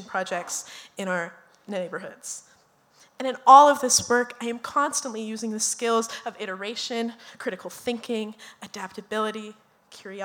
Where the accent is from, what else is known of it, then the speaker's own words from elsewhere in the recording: Minneapolis, Minnesota, United States; we are all from South Minneapolis. I'm the only one who didn't graduate from South because I betrayed my alma mater